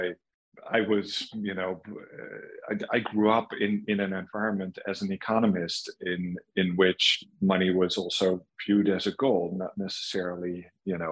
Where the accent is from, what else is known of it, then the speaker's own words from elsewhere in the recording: Netherlands; moved away as an adult; also born or lived in south of Germany / New York; I grew up in the Netherlands